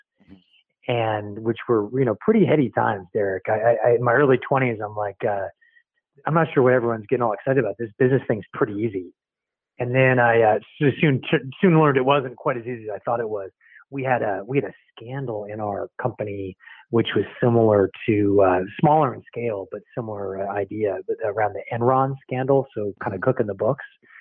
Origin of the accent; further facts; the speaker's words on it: San Francisco Bay Area, California, United States; also born or lived in Virginia; I was there through early elementary school, and then my dad got a job transfer to the Bay Area, San Francisco Bay Area. So I moved out, really grew up in the Bay Area and through high school